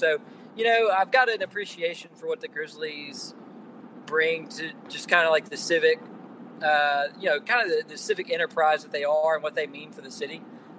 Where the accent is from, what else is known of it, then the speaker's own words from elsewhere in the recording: Bartlett, Tennessee, United States; moved away as an adult; also born or lived in Chattanooga, Tennessee / Knoxville, Tennessee; So, yeah, I'm from Memphis and, well, Bartlett, if you want to get technical. But for the last 7 years or so, I've been on the eastern, mostly on the eastern part of the state, in Chattanooga and in Knoxville